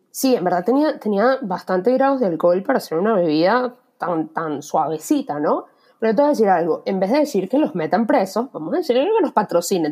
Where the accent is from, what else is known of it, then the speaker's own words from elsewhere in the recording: Venezuela; moved away; primer trabajo informal viniendo de Venezuela